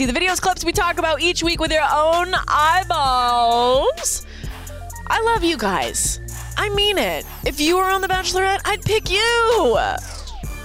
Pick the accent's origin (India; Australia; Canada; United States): Canada; I'm from Canada